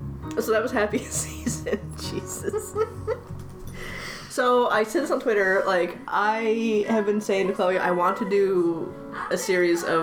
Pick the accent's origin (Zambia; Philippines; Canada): Canada; also born or lived in Halifax; I'm very Canadian